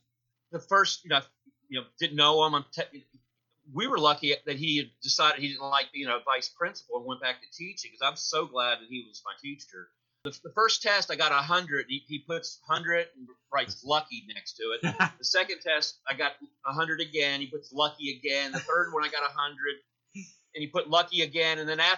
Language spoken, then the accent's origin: English; Washington, D.C. area, United States; growing up in the Washington, D.C. metropolitan area also, I remember as a little kid hearing President Nixon's resignation speech.